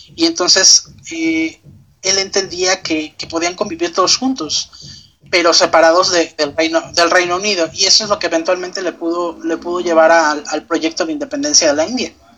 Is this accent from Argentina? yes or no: no; Mexico